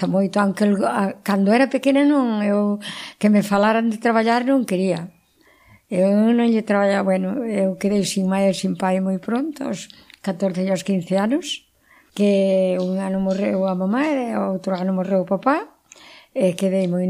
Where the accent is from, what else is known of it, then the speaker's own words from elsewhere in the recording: Nogueira de Miño, Galicia, Spain; now in Pincelo, Spain; eu son de Nogueira.